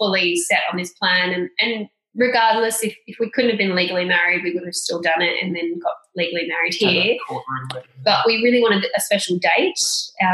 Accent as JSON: {"language": "English", "country": "Australia", "said": "we are from Australia. Like, do you understand we're from Australia"}